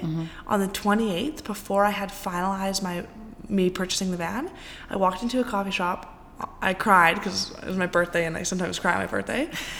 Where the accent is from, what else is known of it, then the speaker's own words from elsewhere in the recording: Salt Spring Island, British Columbia, Canada; Salt Spring Island, my hometown.